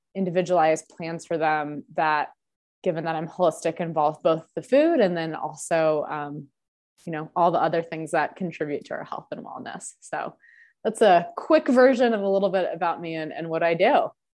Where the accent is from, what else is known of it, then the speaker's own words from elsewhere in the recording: Denver, Colorado, United States; growing up in Denver